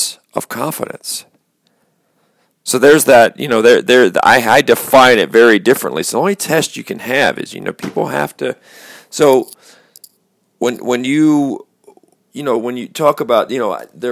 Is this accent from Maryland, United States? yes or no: yes; Baltimore, Maryland, United States; I came from Baltimore